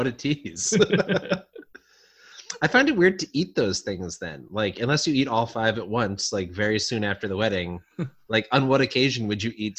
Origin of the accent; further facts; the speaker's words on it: Long Island, New York, United States; So I grew up in Long Island